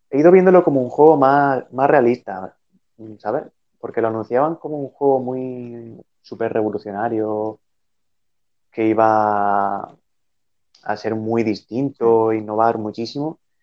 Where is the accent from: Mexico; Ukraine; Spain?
Spain; siendo español